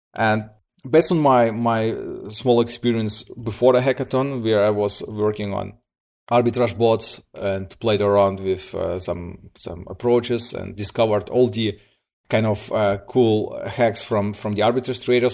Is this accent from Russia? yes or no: yes; Siberia, Russia; now in Germany; I'm coming from Germany. Uh, originally born in, in, in, in Russia, uh, in Siberia. Moved, uh, with my parents, uh, nineteen ninety-nine to Germany. I'm here, like, for twenty years